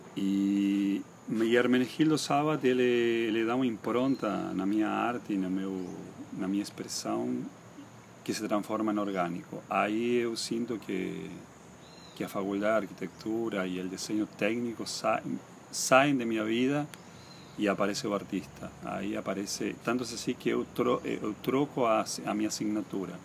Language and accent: Spanish; Posadas, Misiones, Argentina; also born or lived in Buenos Aires; now in Balneário Camboriú, Brazil; Yo me crié en Posadas, en la ciudad de Posadas, que es la capital del estado de Misiones